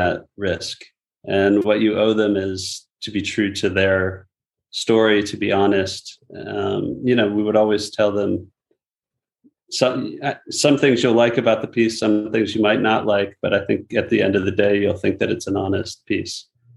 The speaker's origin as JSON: {"language": "English", "country": "United States", "said": "as an American"}